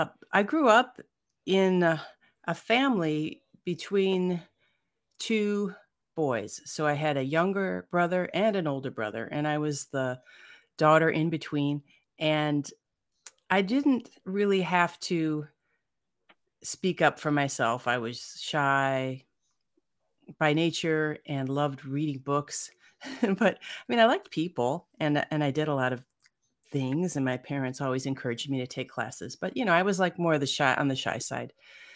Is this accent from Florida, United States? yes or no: no; Cleveland, Ohio, United States; I grew up in Cleveland, Ohio, and then I came out to California in Silicon Valley.